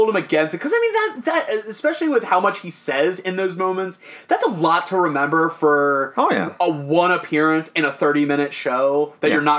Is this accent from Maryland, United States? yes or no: yes; Maryland, United States; I'm from Maryland.